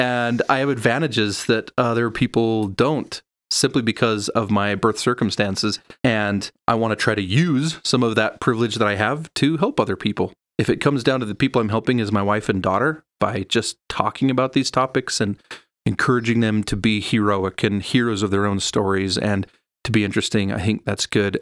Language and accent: English; Sandy, Utah, United States; also born or lived in Spokane, Washington; although I was born in Washington, I spent all my life here in Utah. I grew up in Sandy